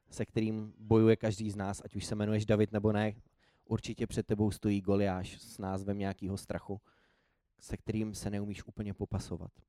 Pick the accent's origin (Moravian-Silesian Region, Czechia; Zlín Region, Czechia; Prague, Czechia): Prague, Czechia; born there; also born or lived in Nymburk; já nejsem původem úplně z Prahy, nebo narodil jsem se v Praze, ale pak jsem řadu let bydlel úplně jinde